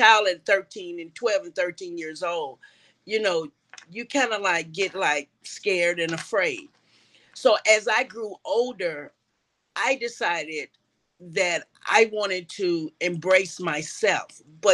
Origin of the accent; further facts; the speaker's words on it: Chicago, Illinois, United States; moved away as an adult; now in Atlanta, United States; I'm originally from Chicago, Illinois